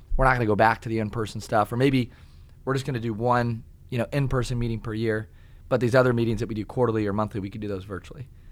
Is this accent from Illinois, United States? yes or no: no; Kalona, Iowa, United States; also born or lived in Tiffin, Iowa; I grew up in Kelowna, Iowa